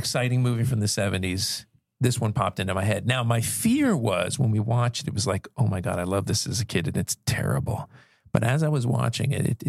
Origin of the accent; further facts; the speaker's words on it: Central Pennsylvania, United States; moved away; You know, I was from Central PA.